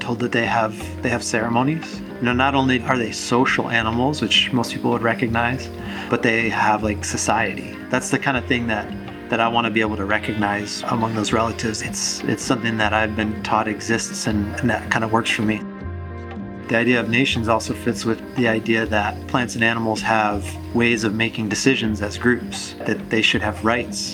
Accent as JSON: {"language": "English", "area": "Sault Ste. Marie tribe", "region": "northern Michigan", "country": "United States", "also_born_or_lived": "New Hampshire", "said": "I'm Anishinaabe from the Sault Ste. Marie tribe of Chippewa Indians."}